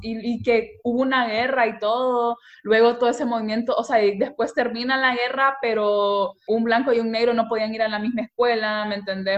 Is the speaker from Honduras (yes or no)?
yes; Honduras; moved away; also born or lived in Europe; yo como hondureña